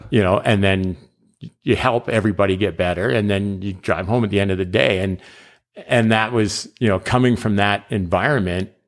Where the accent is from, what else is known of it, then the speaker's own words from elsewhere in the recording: Calgary, Alberta, Canada; I'm from Calgary